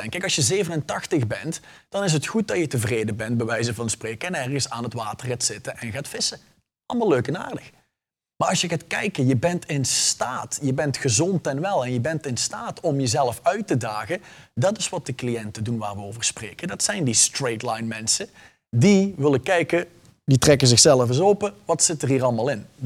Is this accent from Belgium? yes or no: yes; Flanders, Belgium; ik ben geboren en getogen Vlaming. Ik heb alleen ooit een Nederlandse tonginfectie opgelopen en ik kom er niet vanaf.